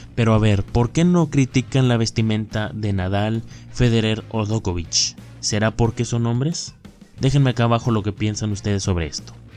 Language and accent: Spanish; Mexico; somos mexicanos